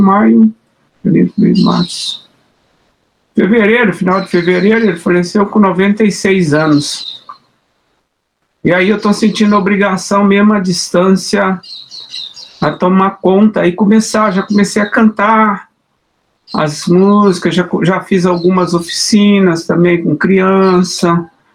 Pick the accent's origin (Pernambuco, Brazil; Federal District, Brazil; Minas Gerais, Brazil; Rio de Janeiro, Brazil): Minas Gerais, Brazil; now in São Paulo, Brazil; desde que eu saí de Minas, que eu deixei de dançar o congado